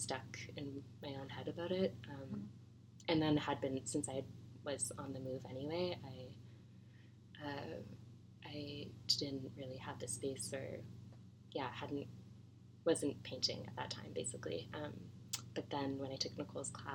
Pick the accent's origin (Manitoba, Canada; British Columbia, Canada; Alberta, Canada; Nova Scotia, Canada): Nova Scotia, Canada; Halifax; moved away as an adult; I'm from Halifax and went to school there